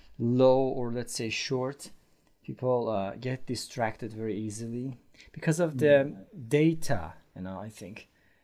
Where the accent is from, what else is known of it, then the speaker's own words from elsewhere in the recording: Iran; English is a second language; now in Istanbul, Turkey; I'm from Iran, but I live in Istanbul, Turkey.